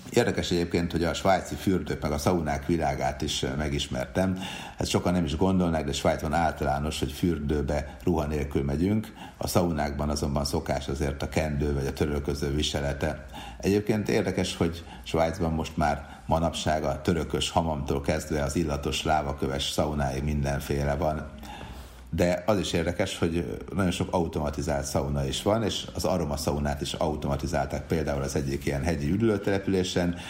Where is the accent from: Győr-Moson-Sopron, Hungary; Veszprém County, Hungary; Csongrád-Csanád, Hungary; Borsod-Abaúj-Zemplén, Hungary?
Győr-Moson-Sopron, Hungary; Sopron; Sopronban nőttem fel